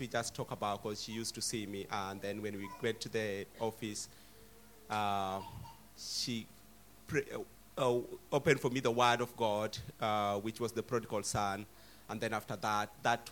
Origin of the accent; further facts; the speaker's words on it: Kenya; now in United Kingdom; from Kenya